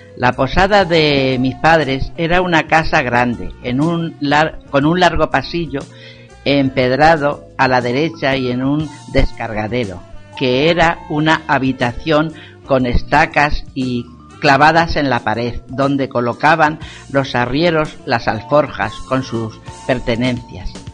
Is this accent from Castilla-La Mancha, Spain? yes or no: yes; Porzuna, Castilla-La Mancha, Spain; de Porzuna. He vivido en una posada 26 años